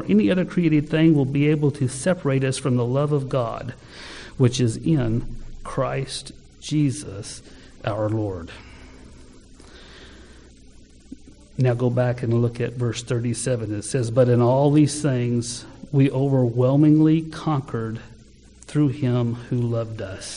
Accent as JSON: {"language": "English", "town": "Ardmore", "country": "United States", "said": "I was from Ardmore"}